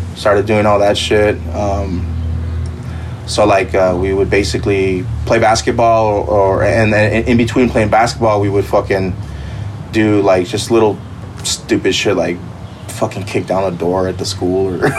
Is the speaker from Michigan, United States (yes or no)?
no; Pomona, California, United States; also born or lived in Monterey Park, California; then we moved to South Pomona, and I grew up in Pomona